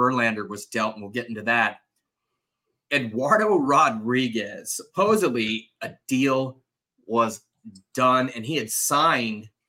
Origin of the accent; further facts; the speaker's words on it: Southern California, United States; I'm obviously from Southern California